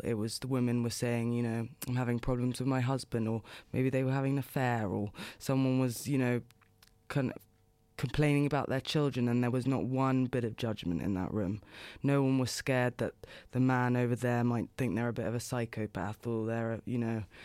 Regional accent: London, United Kingdom; moved away as an adult; also born or lived in Los Angeles, United States; now in New York, United States; Born and raised in London, in West London, and, I mean, up until probably two years ago, I've just always lived there

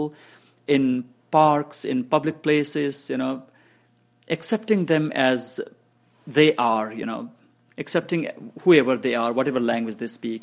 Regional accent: Bhutan; first language Nepali; English is a second language; also born or lived in refugee camps; now in Lancaster, United States; I speak Nepali, my mother tongue. I speak English, of course. I speak Hindi. I speak Bangla. And I speak one of the South Indian languages, Kannada. So I speak these five languages, and I speak Dzongkha also, the language of Bhutan. Actually, I'm one of the few people that speaks Dzongkha, I mean, from the refugee community, because I studied that almost as a first language in Bhutan.

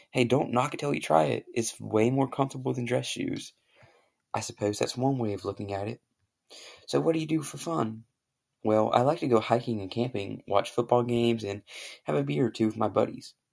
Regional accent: United Kingdom; And I have a very good British accent, if you can't tell right now, because I'm British, obviously.

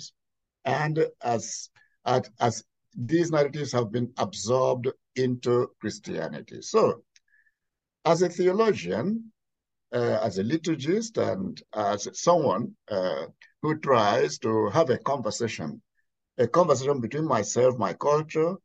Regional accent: Nigeria; now in Pittsburgh, United States; I come from Nigeria.

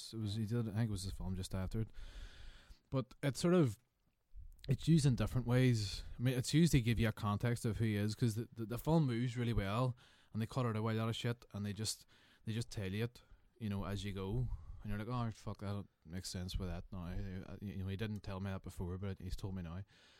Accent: Ireland; maybe it's because I'm Irish.

